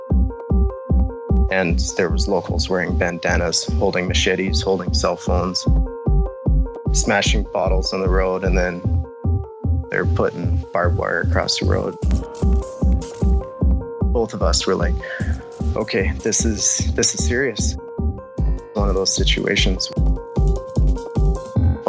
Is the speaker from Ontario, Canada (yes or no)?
no; Quesnel, British Columbia, Canada; moved away as an adult; now in Australia; I'm from Quesnel, British Columbia, Canada